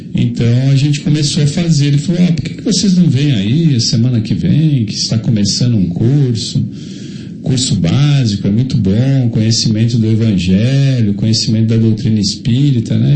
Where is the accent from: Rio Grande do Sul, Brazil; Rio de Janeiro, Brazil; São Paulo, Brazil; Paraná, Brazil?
São Paulo, Brazil; Jundiaí; eu nasci a dois quarteirões da Faculdade de Medicina de Jundiaí.